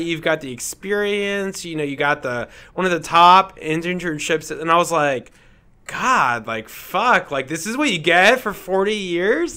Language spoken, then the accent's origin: English; Fort Lauderdale, Florida, United States; moved away as an adult; also born or lived in Houston, Texas; now in Denver, United States; I am from Fort Lauderdale, Florida